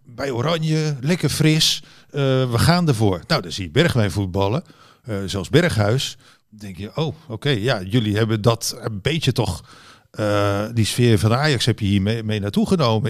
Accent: Netherlands; hier in Nederland

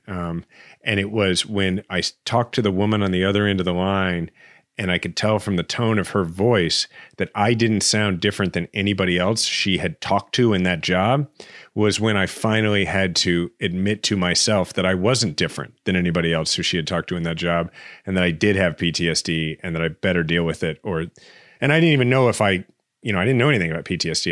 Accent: Kansas City, Missouri, United States; born or raised there

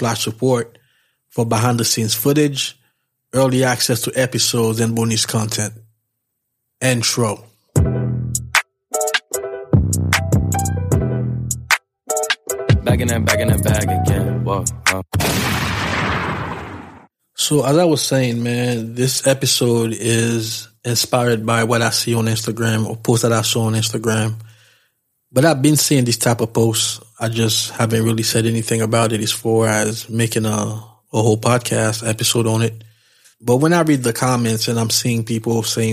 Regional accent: New York, United States; being from New York, we always think that we know everything. I don't know if this is unique to New York, but as a New Yorker, I can definitely attest to that fact

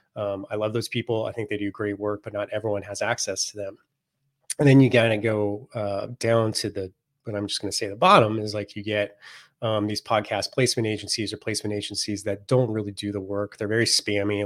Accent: Silicon Valley, Northern California, United States; I grew up in the Silicon Valley before it was a Silicon Valley

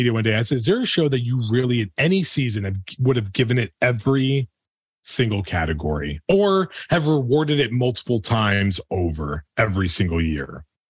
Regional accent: East Coast, United States; we're from the East Coast.

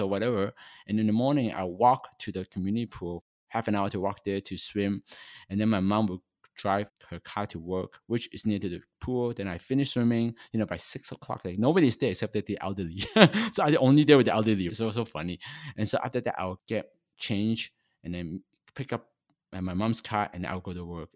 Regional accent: Toronto, Ontario, Canada; also born or lived in Hong Kong; I'm a Chinese born in Hong Kong, and when I was eight, my family migrated to Canada. I, so I grew up in Toronto for pretty much my whole life

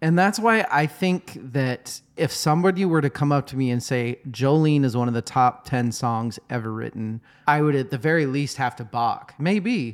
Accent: United States; we're American

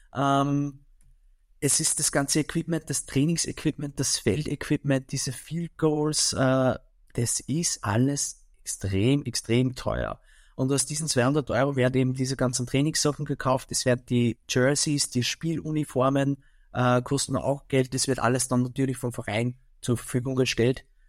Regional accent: Mühlviertel, Upper Austria, Austria; bei uns im Mühlviertel

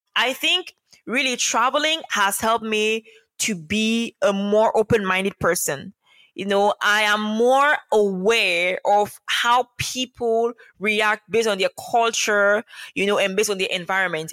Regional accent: Cameroon; moved away as an adult; also born or lived in Dominica; having been born and raised in Cameroon, I learned to speak two languages, English and French

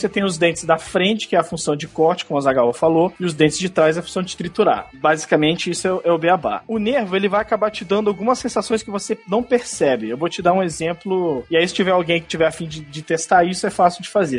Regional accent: Brasília, Federal District, Brazil; moved away; eu sou de Brasília, a terra do concurso público

